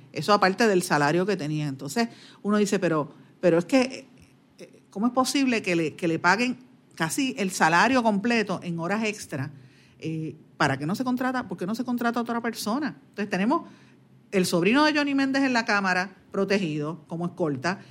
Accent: Guaynabo, Puerto Rico; en mi pueblo de Guaynabo

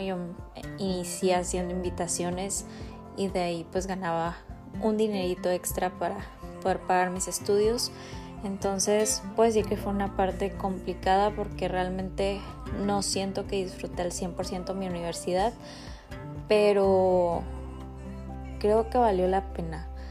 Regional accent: Rosarito, Baja California, Mexico; soy de Rosarito, Baja California

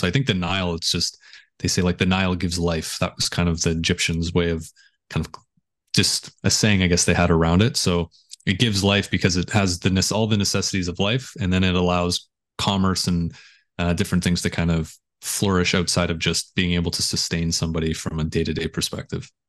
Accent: just outside of Toronto, Ontario, Canada; I grew up just outside of Toronto

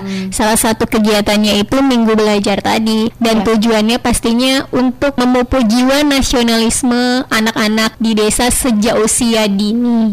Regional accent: North Sumatra, Indonesia; moved away as an adult; now in Natuna, Indonesia; Asal saya dari Sumatera Utara

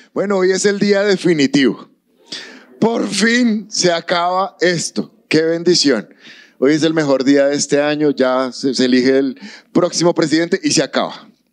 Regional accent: Colombia; Amamos nuestro país

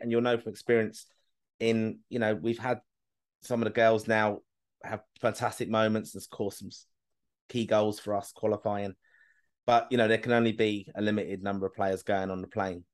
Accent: Kilkenny, Leinster, Ireland; I'm from Kilk, family's from Kilkenny

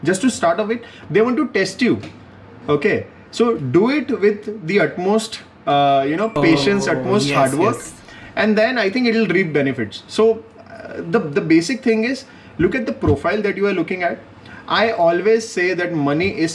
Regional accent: Vadodara, Gujarat, India; moved away; I am from Baroda

